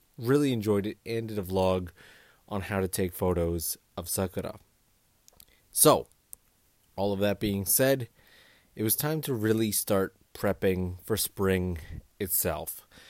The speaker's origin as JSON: {"language": "English", "town": "Kitchener-Waterloo", "region": "Ontario", "country": "Canada", "tie": "born or raised there", "also_born_or_lived": "Toronto", "moved": "as an adult", "lives_now": "Japan", "said": "I come from Canada, and I come from a mid-sized town called K W. It's, it's not the biggest town in the world"}